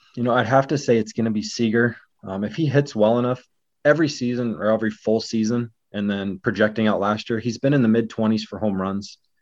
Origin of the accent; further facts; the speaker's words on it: Northwest Washington, United States; growing up in Northwest Washington